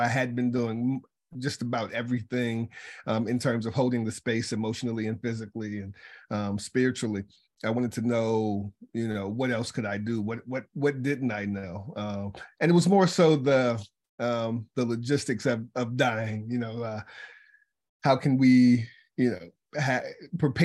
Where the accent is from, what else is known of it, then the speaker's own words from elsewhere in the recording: Charlottesville, Virginia, United States; I'm from Charlottesville, Virginia, and that's where I got started in this whole thing. I was a kid